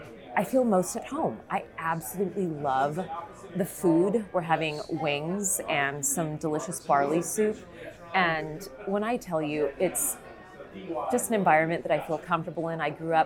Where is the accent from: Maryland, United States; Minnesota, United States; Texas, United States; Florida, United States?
Texas, United States; El Paso; now in Dallas, United States; I grew up in El Paso